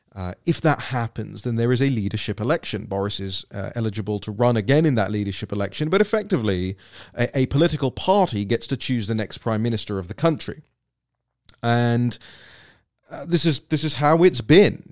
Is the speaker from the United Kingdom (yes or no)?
yes; United Kingdom; moved away; for somebody like me who will probably go back to live there at some point in my life, it's, it's my home country